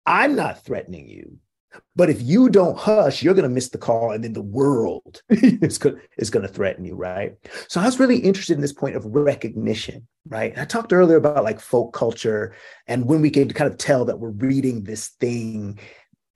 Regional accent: West Coast, United States; I'm from the West Coast

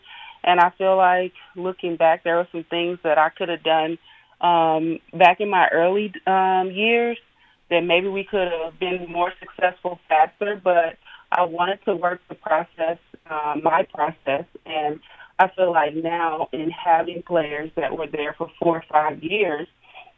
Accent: Hayti, Missouri, United States; moved away; I'm originally from Hayti, Missouri, which is only 2 hours and maybe 30 minutes away, located right on the bank of the Mississippi

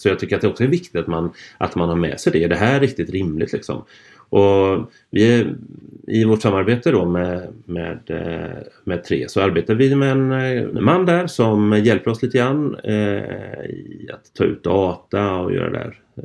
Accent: Gothenburg, Västra Götaland, Sweden; från min hemstad här

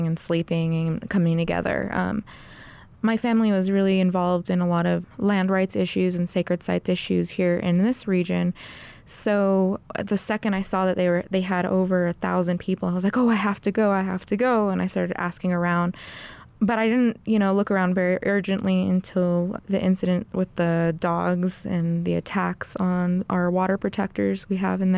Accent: Albuquerque, New Mexico, United States; also born or lived in Cochiti Pueblo / Zuni Pueblo / Hogback, New Mexico; I am a pressman and activist from Albuquerque, New Mexico, and I come from the pueblos of Cochiti and Zuni, as well as I'm Navajo from Hogback

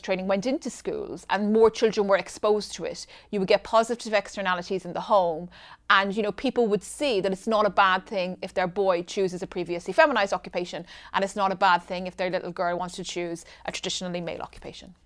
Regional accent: Ireland; I come from Ireland. I was born in the eighties.

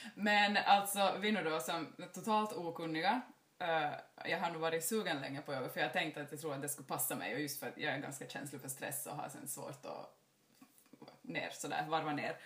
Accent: Jakobstad, Ostrobothnia, Finland; jag är uppväxt här eh, i Jakobstadstrakten, i bibelbältet

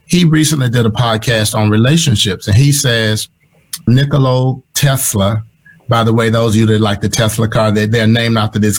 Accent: Mississippi, United States; moved away; I grew up in Mississippi.

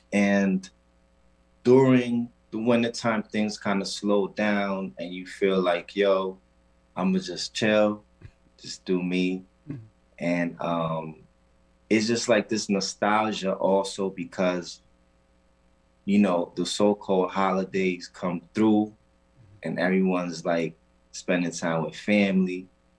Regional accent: Puerto Rico; So for me, being that I am from the Caribbean, mm-hmm. first of all, I'm from an island called Puerto Rico, better known to us as Borinquen.

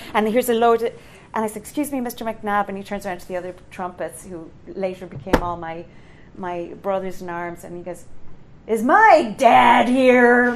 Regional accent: Ireland; I'm Irish

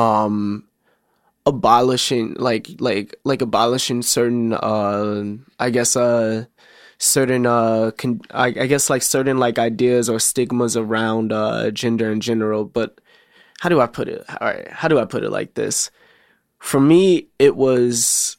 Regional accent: Chicago, Illinois, United States; I rep Southside, but I grew up on the Southside and North Side of Chicago

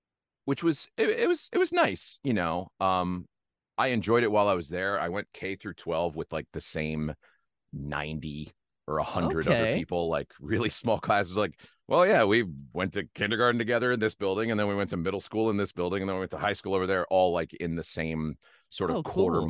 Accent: Pennsylvania, United States; also born or lived in New Jersey; now in Los Angeles, United States; No, I was born in New Jersey, but don't hold that against me. And not too much longer after, I moved to Northeast Pennsylvania, a little town outside of Wilkes-Barre would be like the next biggest town.

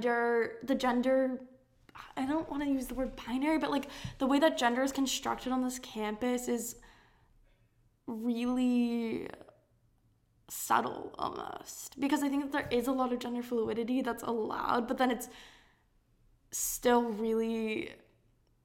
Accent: San Diego, California, United States; moved away as an adult; now in Maine, United States; I grew up in California, and my high school was really, it's in a town, or not town, it's in a, this is my little East Coast, I've been here for too long. It's in a part of San Diego called La Jolla

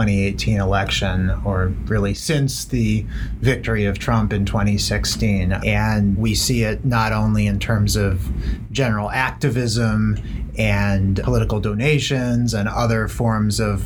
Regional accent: Rochester, New York, United States; I'm from Rochester, New York, which is where Susan B. Anthony is buried

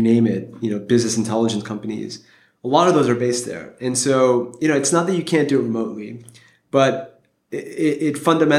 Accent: Geneva, Switzerland; I'm originally from Geneva, and so I've kind of been surrounded by You know, Geneva is an incredibly international city with the UN there, et cetera.

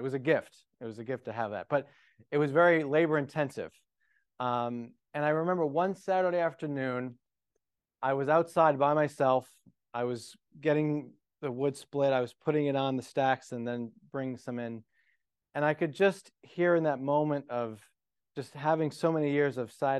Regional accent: Johnston, Rhode Island, United States; So I grew up in outside of Providence, Rhode Island. Rhode Island is the smallest state in the Union.

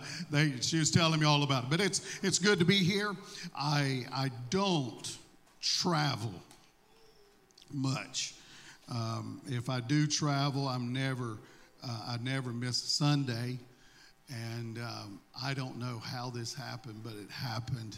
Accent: Mississippi, United States; accent: southern; I don't have this southern draw because I was raised in Florida. I was raised in Mississippi.

